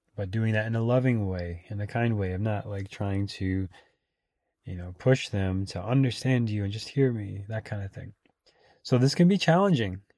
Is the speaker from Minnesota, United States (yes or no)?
yes; Minnesota, United States; moved away as an adult; also born or lived in Austin, Texas; now in California, United States; growing up in Minnesota